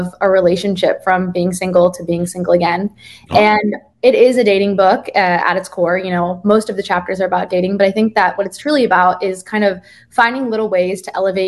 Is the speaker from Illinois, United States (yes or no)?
no; Jersey Shore, New Jersey, United States; now in New York, United States; I'm originally from the Jersey Shore, as you said, and the accent was good